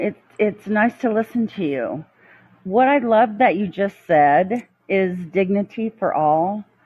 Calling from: Arizona, United States; I'm calling in from Arizona

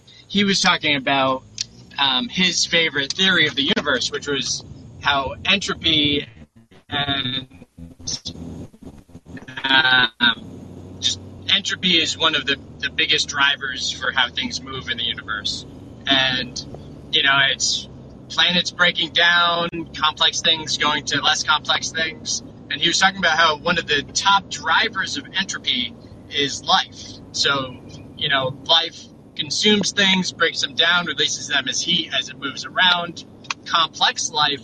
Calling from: Olympia, Washington, United States; I am calling from Olympia, Washington

